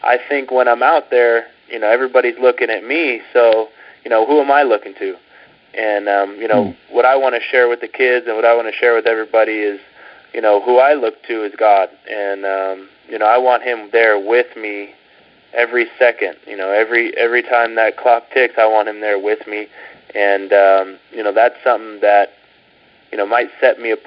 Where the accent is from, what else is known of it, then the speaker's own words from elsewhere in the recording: Southern California, United States; I've been born and raised in Southern California